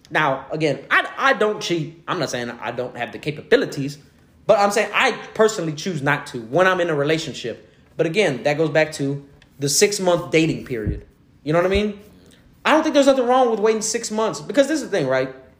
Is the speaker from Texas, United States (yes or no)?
yes; Houston, Texas, United States; I'm originally from Greens Point, so I, am from Little Mexico